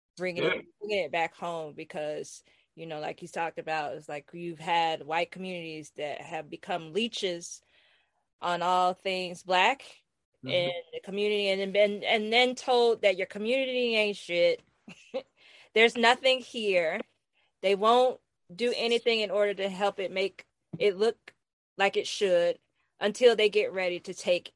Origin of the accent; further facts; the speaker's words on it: Memphis, Tennessee, United States; I'm like, I'm from Memphis too. Look at my people up there doing the damn thing.